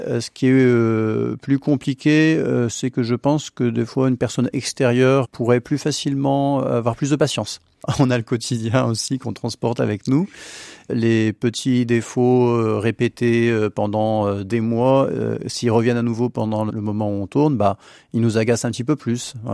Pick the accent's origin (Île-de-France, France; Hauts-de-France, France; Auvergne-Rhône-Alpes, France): Hauts-de-France, France; the Nord, between Lille and Dunkirk; now in Beaujolais, France; je suis du, du Nord, entre Lille et Dunkerque